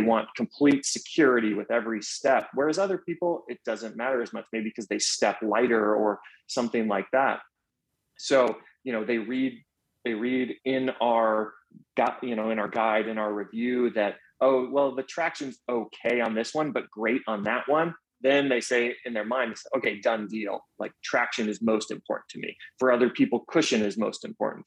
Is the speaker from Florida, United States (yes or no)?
yes; Orlando, Florida, United States; now in Atlanta, United States; growing up in Orlando. So, growing up in Orlando, right as I turned, I believe it was eight